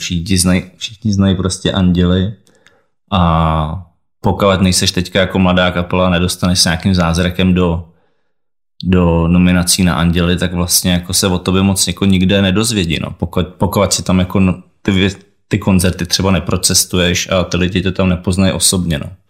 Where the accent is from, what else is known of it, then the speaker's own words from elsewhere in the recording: Czechia; u nás v Česku